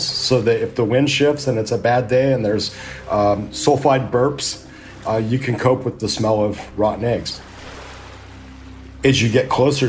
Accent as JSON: {"language": "English", "region": "Southern California", "country": "United States", "tie": "born or raised there", "said": "I grew up in Southern California"}